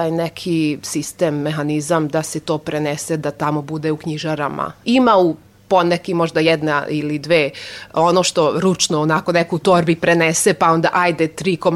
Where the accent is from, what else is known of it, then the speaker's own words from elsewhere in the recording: Novi Sad, Vojvodina, Serbia; first language Hungarian; Croatian is a second language; lakše da prevodim na mađarski, naravno, pošto mađarski znam mnogo bolje, iako sam odrasla tu u Novom Sadu, pa govorim solidno i srpski jezik